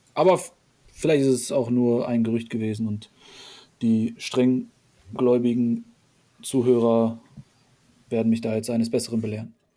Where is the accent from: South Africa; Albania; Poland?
Poland; moved away; Wir haben polnische Wurzeln. Ich bin ja noch selber in Polen geboren.